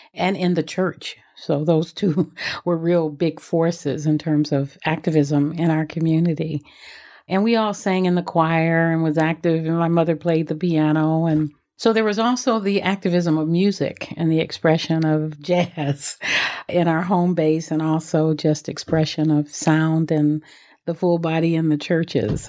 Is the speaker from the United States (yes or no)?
yes; Los Angeles, California, United States; I grew up in South Central Los Angeles